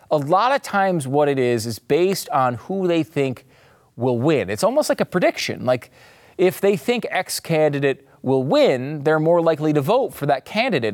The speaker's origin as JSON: {"language": "English", "region": "Northeast", "country": "United States", "tie": "born or raised there", "moved": "as an adult", "lives_now": "Texas, United States", "said": "I grew up in the Northeast"}